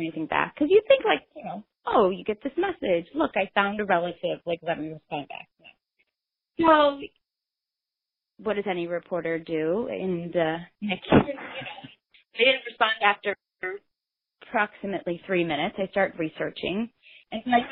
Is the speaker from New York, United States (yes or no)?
no; Illinois, United States; I was born in Illinois, but my dad grew up in New Jersey